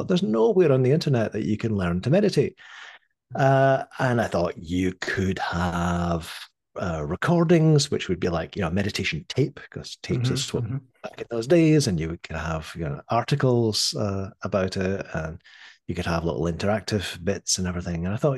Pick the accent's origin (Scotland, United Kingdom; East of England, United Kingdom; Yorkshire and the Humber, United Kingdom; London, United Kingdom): Scotland, United Kingdom; born there; But I was born in Scotland in the early 60s.